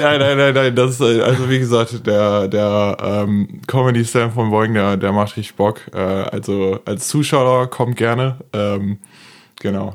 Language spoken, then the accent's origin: German; Duisburg, North Rhine-Westphalia, Germany; ich komme tatsächlich auch aus Duisburg. Äh, ich erkläre es immer ganz gerne so, es ist ein ist ein linksrheinischer Teil von Duisburg, der kulturell eher so niederrhein ist, also so Dorf